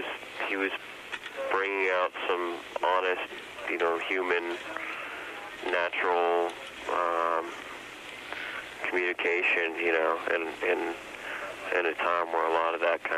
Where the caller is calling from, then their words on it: San Francisco, California, United States; I'm in San Francisco.